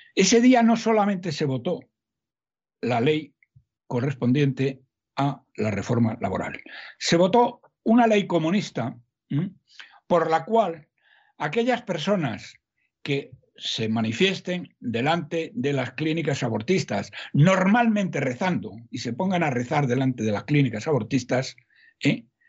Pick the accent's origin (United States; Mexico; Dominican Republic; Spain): Spain; Salamanca, Castile and León; aunque yo soy de Salamanca, no soy paisano de todos, más soy de Salamanca.